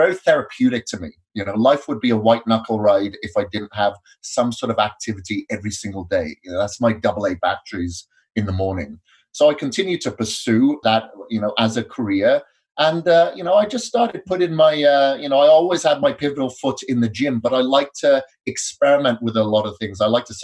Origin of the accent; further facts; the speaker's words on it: Wales, United Kingdom; moved away as an adult; also born or lived in India / Australia; now in Boise, United States; I grew up in Wales many years ago, up until my mid-20s